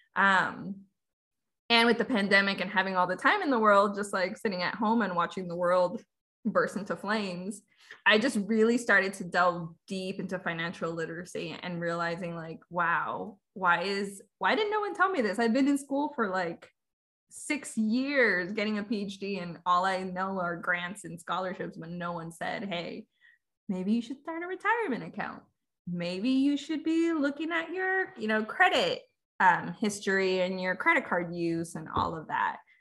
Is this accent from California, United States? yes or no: yes; California, United States; also born or lived in Veracruz, Mexico; So I was born in Mexico, Veracruz, but I came really young. So I have very little memories um, of growing up there. Um, my family and I moved to California, and I've been there pretty much ever since.